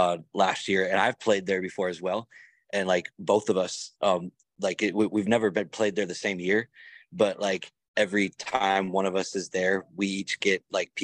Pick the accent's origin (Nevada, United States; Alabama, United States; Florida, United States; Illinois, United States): Illinois, United States; Chicago; now in West Michigan, United States; I grew up in Chicago too.